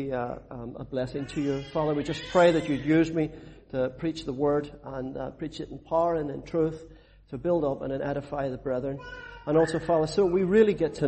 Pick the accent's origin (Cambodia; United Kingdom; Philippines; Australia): United Kingdom; Belfast, Northern Ireland; where I grew up in Belfast. It was a rough place